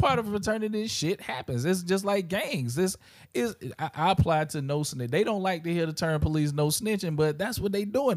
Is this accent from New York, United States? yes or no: no; South Carolina, United States; growing up in South Carolina